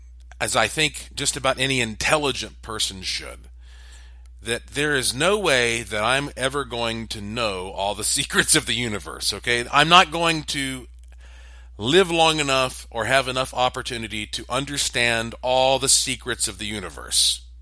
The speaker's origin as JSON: {"language": "English", "region": "the Bible Belt", "country": "United States", "tie": "born or raised there", "said": "I was raised up in the Bible Belt, and it is a little embarrassing for me to talk about some of this stuff"}